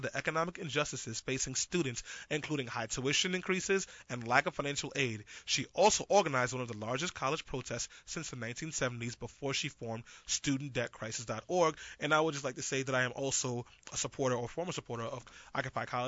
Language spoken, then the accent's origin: English; New York City, New York, United States; I grew up in East New York, Brooklyn, and Brownsville.